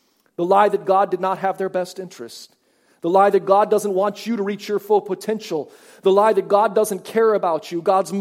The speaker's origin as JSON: {"language": "English", "country": "United States", "moved": "yes", "lives_now": "Canada", "said": "I'm from the States"}